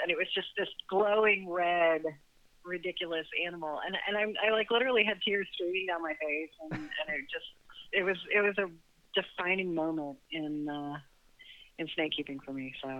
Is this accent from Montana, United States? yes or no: no; Texas, United States; I'm originally from Texas